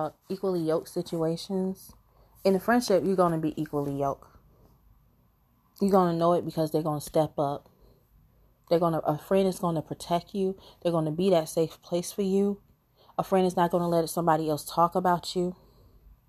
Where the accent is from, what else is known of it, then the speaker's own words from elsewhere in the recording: Chicago, Illinois, United States; I am from Chicago